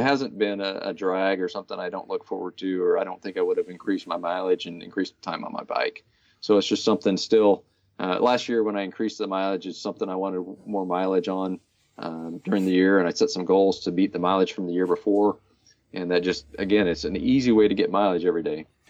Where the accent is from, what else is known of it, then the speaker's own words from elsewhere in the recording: Hutchinson, Kansas, United States; We rode all over town, uh, where I was raised in Hutchinson.